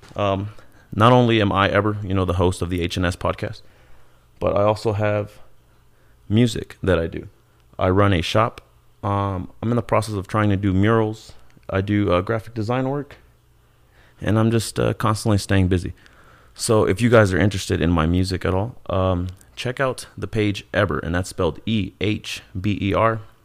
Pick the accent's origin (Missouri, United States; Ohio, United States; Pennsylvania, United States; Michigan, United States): Missouri, United States; Kansas City; moved away as an adult; also born or lived in Ciudad Juarez, Chihuahua, Mexico; now in Colorado, United States; I was raised in Kansas City, uh, and now I'm living in Colorado